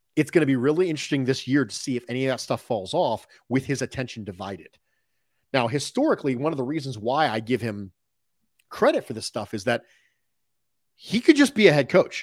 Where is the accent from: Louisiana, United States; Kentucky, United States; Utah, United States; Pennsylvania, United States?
Pennsylvania, United States; Philadelphia; I was born in West Philadelphia